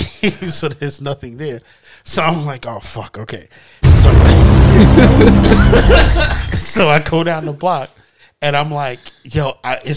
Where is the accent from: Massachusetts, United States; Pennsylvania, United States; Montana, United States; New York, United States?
New York, United States; New York City; I was from Far Rock